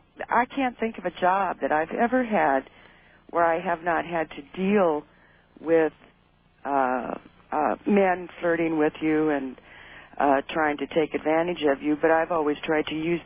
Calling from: Paradise, California, United States; I'm in Paradise, California.

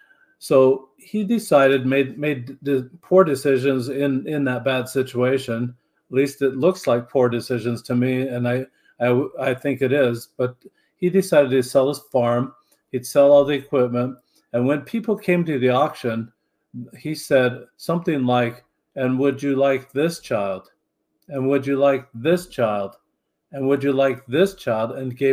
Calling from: St. George, Utah, United States; I'm just 2 hours north of Las Vegas, in southern Utah, St. George, Utah, on the north rim of the Grand Canyon near Zion's National Park.

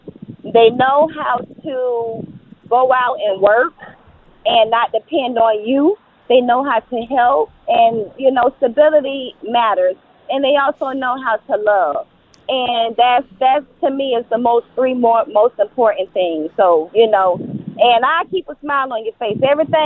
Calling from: Florida, United States; I'm calling you from the Florida area.

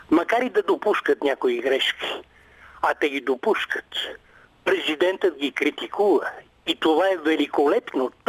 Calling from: Sofia, Sofia City, Bulgaria; Името ми не е чак толкова важно. От София съм.

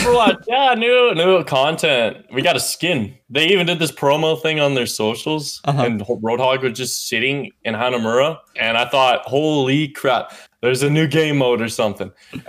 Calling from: Victoria, British Columbia, Canada; I'm calling from your hometown.

